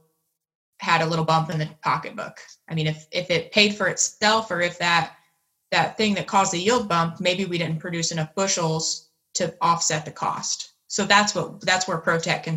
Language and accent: English; Newton County, Indiana, United States; I grew up on a farm, a corn and soybean farm in Newton County, Indiana